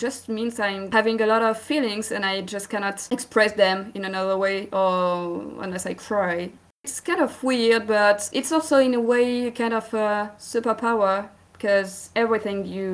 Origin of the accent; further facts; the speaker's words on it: France; accent: French; English is a second language; I'm from France. You may hear it by my accent